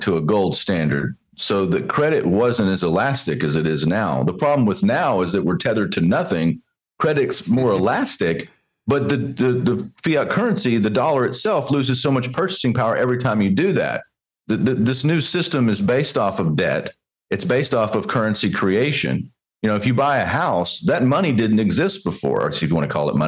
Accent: Texas, United States; Growing up in Texas, watching my dad

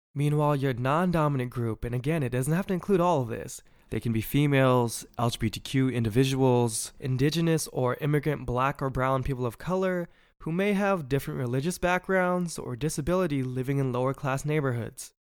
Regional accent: Bay Area, California, United States; I'm from the Bay Area where we really support our own

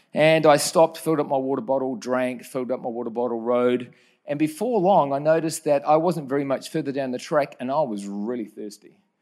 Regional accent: New Zealand; Growing up in New Zealand was a, a great place to grow up

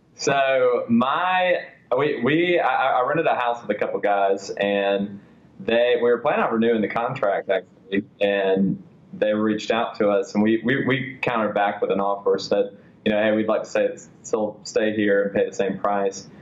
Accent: Atlanta, Georgia, United States; I was born and raised here in Atlanta.

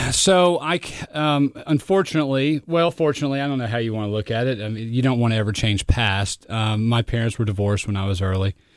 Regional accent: Fort Worth, Texas, United States; I grew up in Fort Worth, Texas.

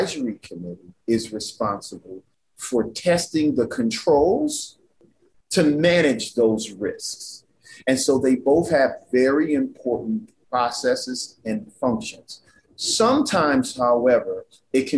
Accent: New Orleans, Louisiana, United States; moved away; I'm originally from New Orleans, Louisiana

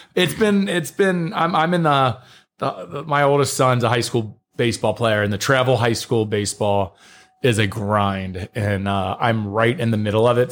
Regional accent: near Cincinnati, Northern Kentucky, United States; grew up like more or less where Kentucky, Ohio, and Indiana touch

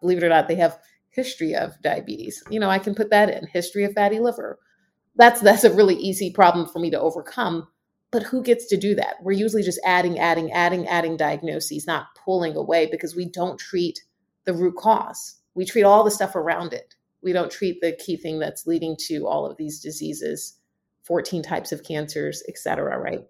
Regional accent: Southeast, United States; I am from the Southeast

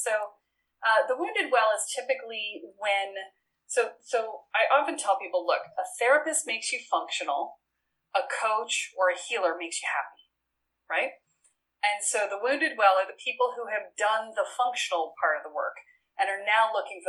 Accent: Boston, Massachusetts, United States; now in Richmond, United States; I moved from Boston to Richmond, Virginia, and you want to talk an identity shift, right? It's like I went from being a Yankee to being a Southerner, right?

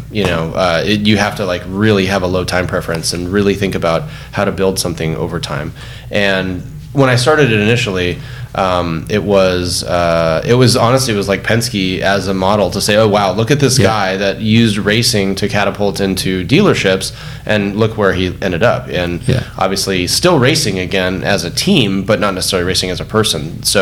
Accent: California, United States; This is when the Lakers were winning everything, and I'm growing up in Southern California.

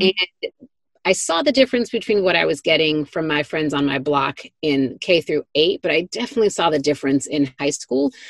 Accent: Detroit, Michigan, United States; I grew up in Detroit, Michigan, in, in the city, in what I would probably call a working class neighborhood

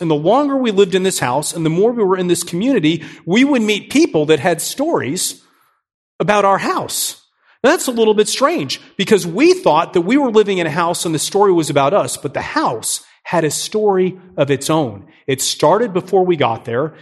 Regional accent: New Port Richey, Florida, United States; moved away as an adult; also born or lived in Miami, Florida; now in Nashville, United States; I'm a Florida guy. I grew up in Newport Richey. It's this small town just north of Tampa

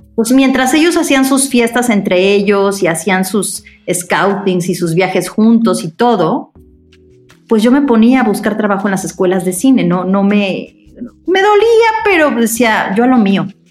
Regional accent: Mexico; como buena mexicana paranoica

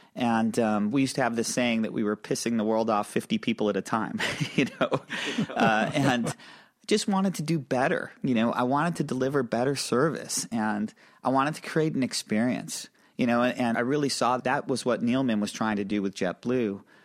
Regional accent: upstate New York, United States; we're both from small towns. I'm from a small town in upstate New York

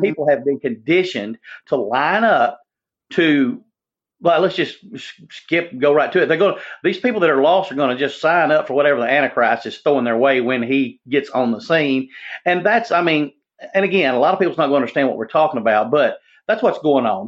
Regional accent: Jonesboro, United States; now in Tennessee, United States; in Jonesboro, that got blown away in my hometown

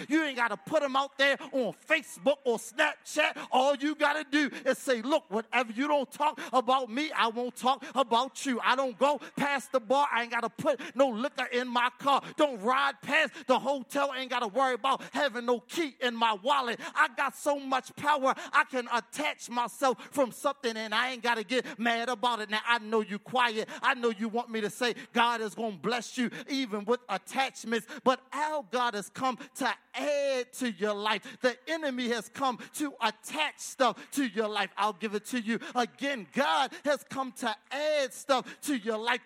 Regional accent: Baltimore, Maryland, United States; I'm from East Baltimore

